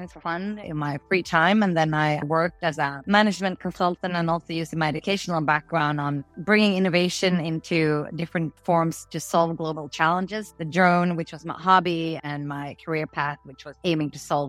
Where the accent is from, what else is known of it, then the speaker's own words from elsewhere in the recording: outside Malmö, Skåne, Sweden; also born or lived in Gothenburg; I was born in Gothenburg, but I did grow up outside Malmö in a small town called Helsingin most of my childhood.